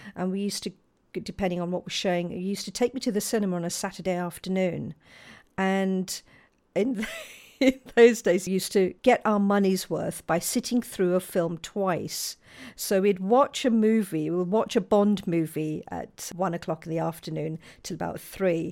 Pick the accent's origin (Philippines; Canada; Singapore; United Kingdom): United Kingdom; London; I was born and brought up in Balham in southwest London